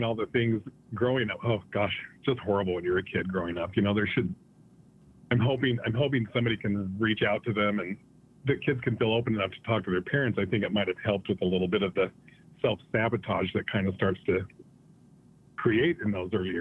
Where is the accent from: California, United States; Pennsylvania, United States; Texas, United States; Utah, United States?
Utah, United States; Manderfield; I grew up in Beaver, Utah, in a little town outside of Beaver, north of Beaver, about 6 miles, called Manderfield.